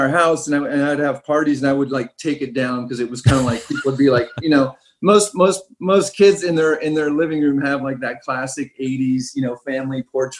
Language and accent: English; Southern California, United States; moved away as an adult; also born or lived in France / Ibiza, Spain / Switzerland; now in Brooklyn, United States; I grew up in that area. You know, I grew up near Santa Monica, Venice.